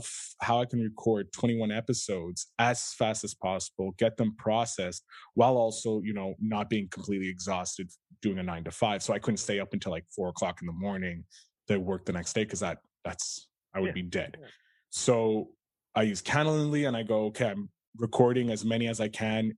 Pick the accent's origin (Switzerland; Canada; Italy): Canada; I come from Canada of humble beginnings